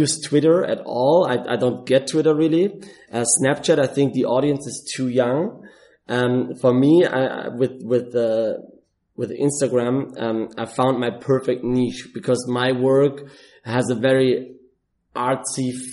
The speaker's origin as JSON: {"language": "English", "country": "Germany", "moved": "as an adult", "lives_now": "Dubai, United Arab Emirates", "said": "I'm originally from Germany and I'm in Dubai for 4.5 years"}